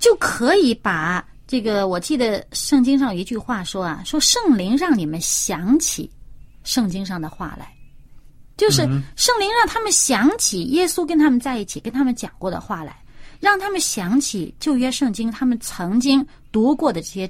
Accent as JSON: {"language": "Chinese", "country": "China", "said": "你说哈、我们中国人也说灌满了黄汤，就是指的说这人喝醉酒了"}